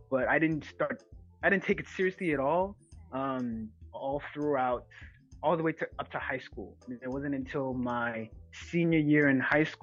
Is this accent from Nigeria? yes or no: no; Ghana; now in Bronx, United States; Um, I'm 24, uh, in the Bronx, New York. I'm a Ghanaian.